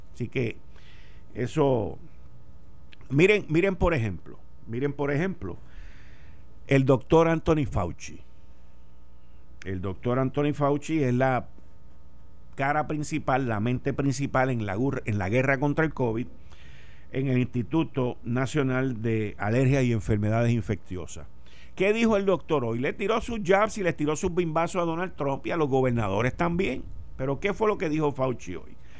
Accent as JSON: {"language": "Spanish", "country": "Puerto Rico", "said": "los ciudadanos norteamericanos que vivimos en esta isla"}